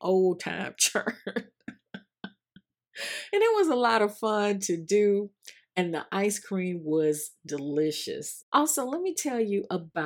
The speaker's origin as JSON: {"language": "English", "region": "the South", "country": "United States", "tie": "born or raised there", "said": "my days as a youngster growing up in the South"}